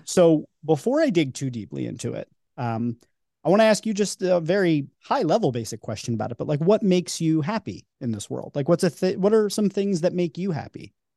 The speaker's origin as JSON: {"language": "English", "region": "New York", "country": "United States", "tie": "born or raised there", "moved": "yes", "lives_now": "Philadelphia, United States", "said": "I grew up in New York and live in Philly"}